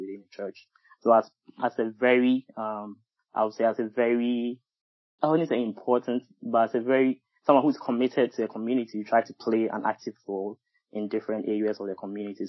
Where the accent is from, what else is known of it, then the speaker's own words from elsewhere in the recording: Ghana; moved away as an adult; now in United States; I'm a Ghanaian, a very proud one. And I think I moved to the U.S. in about 10 years ago